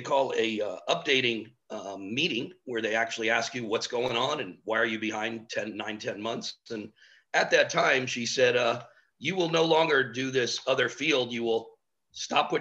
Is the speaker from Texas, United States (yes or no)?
no; Miami, Florida, United States; a native Miamian, which there's not many of us left. My brother and myself are probably it. And born and raised in Miami.